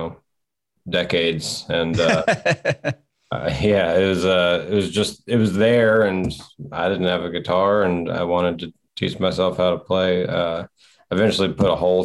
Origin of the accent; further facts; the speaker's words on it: Martinsburg, West Virginia, United States; moved away; also born or lived in Silver Spring, Maryland / Lexington, Kentucky; I was born in Silver Spring, Maryland. I grew up mostly in West Virginia, kind of in the Eastern Panhandle, a little area. Martinsburg is kind of the bigger town in the area that I was in.